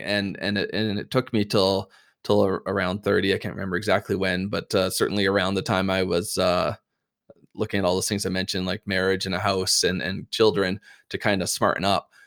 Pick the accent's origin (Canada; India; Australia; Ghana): Canada; we're Canadian